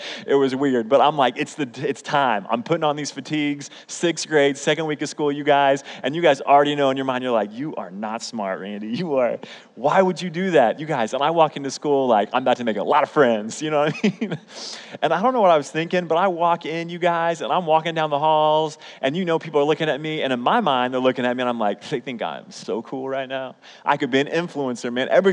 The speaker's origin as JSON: {"language": "English", "town": "Oklahoma City", "region": "Oklahoma", "country": "United States", "tie": "born or raised there", "also_born_or_lived": "Edmond, Oklahoma", "said": "I grew up in Oklahoma City public schools, which was in Oklahoma City"}